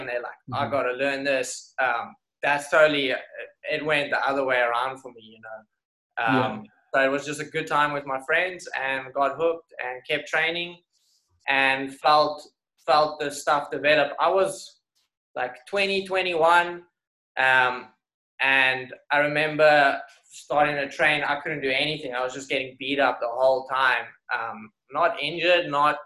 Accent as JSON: {"language": "English", "town": "Somerset West", "region": "Western Cape", "country": "South Africa", "tie": "born or raised there", "also_born_or_lived": "Strand", "moved": "as an adult", "lives_now": "New York, United States", "said": "we had quite a fun club out in Somerset West, my hometown."}